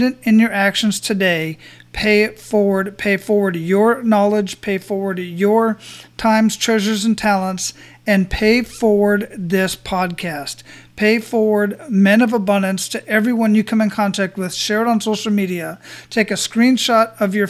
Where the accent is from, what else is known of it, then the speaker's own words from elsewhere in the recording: Phoenix, Arizona, United States; moved away as an adult; now in Florida, United States; My hometown where I was born and raised